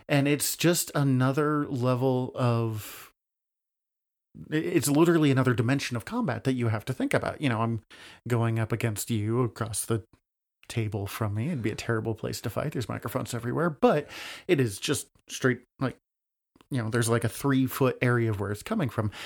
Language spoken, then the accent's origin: English; Montana, United States; I'm Montanan